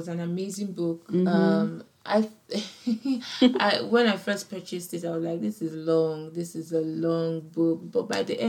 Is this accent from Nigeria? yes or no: yes; Nigeria; I'm African, I come from Nigeria